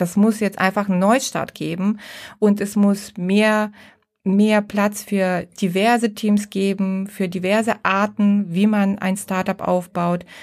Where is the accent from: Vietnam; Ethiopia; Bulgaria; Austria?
Bulgaria; now in Düsseldorf, Germany; Ich äh, bin ursprünglich Bulgarin, lebe seit 30 Jahren in Deutschland und bin mit meiner Familie in Düsseldorf angesiedelt